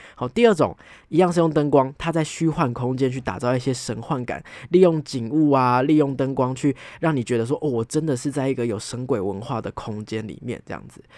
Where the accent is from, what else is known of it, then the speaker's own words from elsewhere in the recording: Taipei, Taiwan; 我是一个从小就在台北长大的小孩